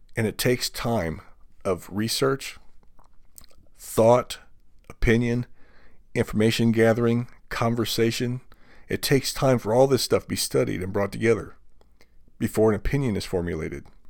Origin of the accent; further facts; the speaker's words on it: United States; as an American